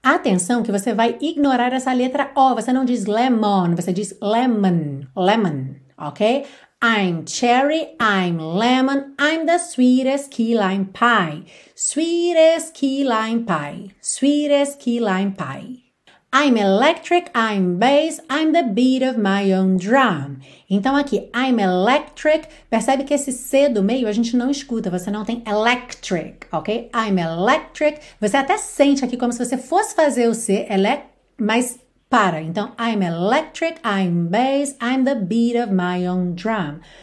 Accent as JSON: {"language": "Portuguese", "country": "Brazil", "said": "nós brasileiros"}